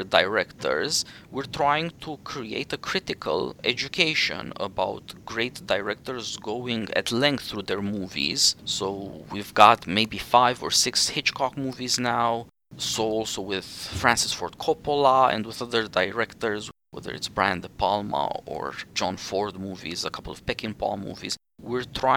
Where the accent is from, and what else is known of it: Romania; born or raised there; English is a second language